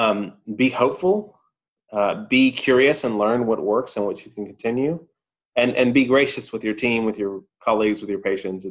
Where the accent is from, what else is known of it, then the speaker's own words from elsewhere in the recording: Georgia, United States; my home state of Georgia